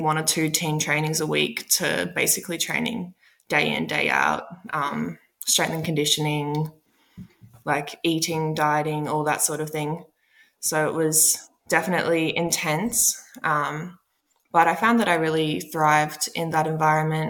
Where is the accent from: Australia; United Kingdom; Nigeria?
Australia; Queensland; also born or lived in Washington, D.C., United States; I was born in Washington, D.C., and then I think I was one when my parents moved to Australia. So I've pretty much been in Australia my whole life. So very much an Australian.